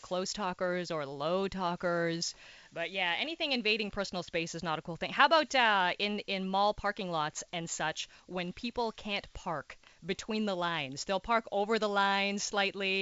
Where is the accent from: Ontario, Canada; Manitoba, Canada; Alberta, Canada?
Ontario, Canada; Timmins; also born or lived in Toronto; now in Montreal, Canada; I'm actually technically from a little part of Timmins called South Porcupine